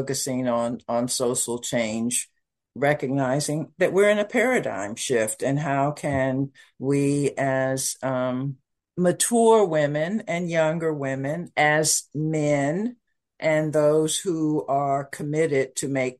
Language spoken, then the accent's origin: English; Kansas City, Missouri, United States; moved away; also born or lived in Malindi, Kenya; I am the firstborn from Kansas City, Missouri